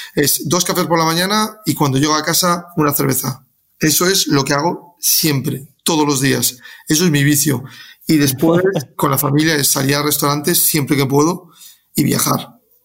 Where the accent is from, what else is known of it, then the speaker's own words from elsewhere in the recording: Galicia, Spain; moved away; soy gallego